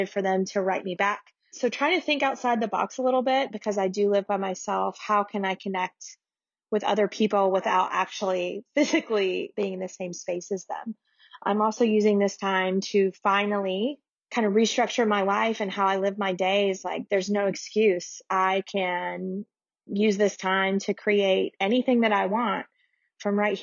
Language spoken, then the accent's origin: English; Memphis, Tennessee, United States; I'm from Memphis, Tennessee